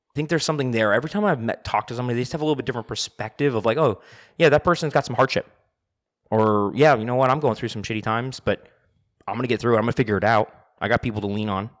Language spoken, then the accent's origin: English; United States; I'm looking at it as an American